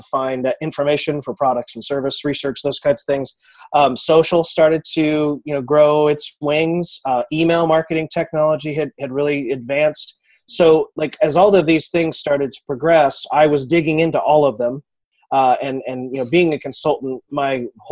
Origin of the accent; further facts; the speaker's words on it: Kansas City, United States; I'm from Kansas City